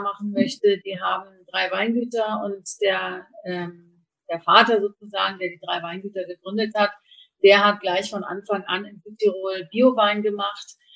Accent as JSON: {"language": "German", "town": "Kiel", "region": "Schleswig-Holstein", "country": "Germany", "tie": "born or raised there", "also_born_or_lived": "Mainz", "said": "bin in Kiel aufgewachsen"}